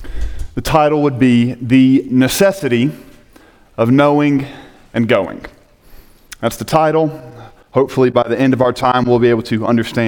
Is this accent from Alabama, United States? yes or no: yes; Hoover, Alabama, United States; moved away as an adult; now in Colorado, United States; that I'm from Birmingham, Alabama. And the truth is, I'm not actually from Birmingham. I am from a suburb of Birmingham called Hoover, Alabama.